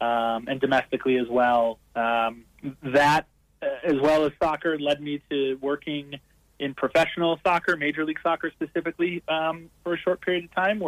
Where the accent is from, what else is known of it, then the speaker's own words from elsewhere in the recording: Minnesota, United States; now in Colorado, United States; Yeah, I grew up in Minnesota, a very cold, frigid northern American state, which is primarily known for its hockey and American football.